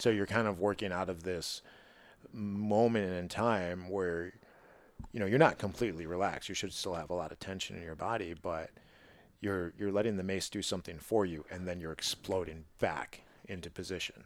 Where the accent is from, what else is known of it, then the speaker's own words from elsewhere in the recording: Midwest, United States; as a Midwesterner